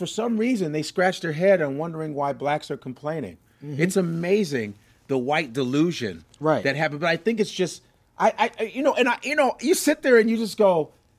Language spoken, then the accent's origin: English; Chicago, Illinois, United States; I'm from Chicago.